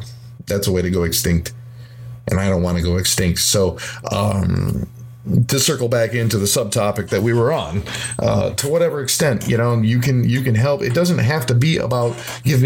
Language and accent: English; Midwest, United States; I'm from the Midwest, and I'm a musician